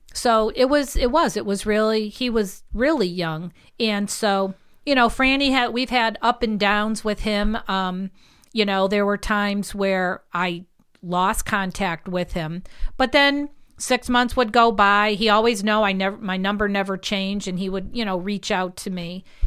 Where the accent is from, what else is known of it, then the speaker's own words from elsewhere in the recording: Holyoke, Massachusetts, United States; now in Chicopee, United States; I always just felt this was, this was home.